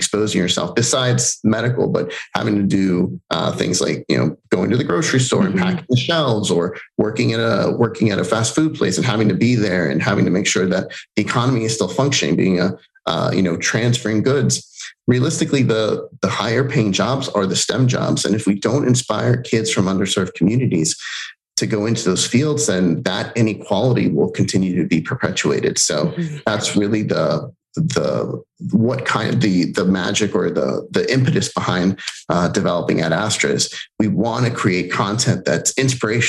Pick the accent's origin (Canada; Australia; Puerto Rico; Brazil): Puerto Rico; first language Spanish; English is a second language; now in United States; I was born in Puerto Rico and moved to the States.